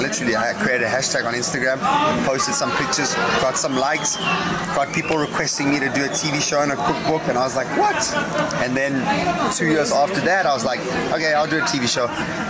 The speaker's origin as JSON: {"language": "English", "country": "South Africa", "tie": "born or raised there", "also_born_or_lived": "Portugal", "said": "Sun International is the reason why I'm in South Africa. Okay. 7 years old, we moved here from Portugal, and my dad was in charge of food and beverage for Fish River Sun in the Eastern Cape."}